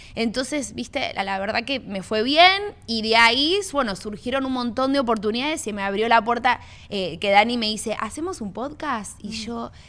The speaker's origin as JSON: {"language": "Spanish", "town": "Miami", "region": "Florida", "country": "United States", "tie": "born or raised there", "also_born_or_lived": "Argentina", "said": "yo soy argentina, pero me crié acá en Miami."}